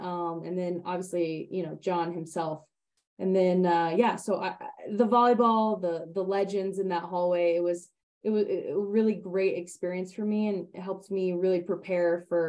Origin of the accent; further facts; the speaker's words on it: League City, Texas, United States; moved away as an adult; also born or lived in Nebraska; now in Denver, United States; I'm originally from Houston, a town called League City. It's right by NASA.